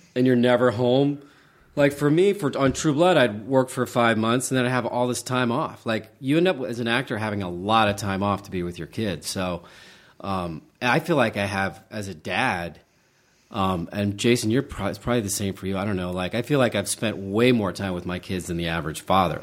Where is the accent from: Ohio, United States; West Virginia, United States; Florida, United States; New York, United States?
West Virginia, United States; Charleston; moved away; I grew up in Charleston, West Virginia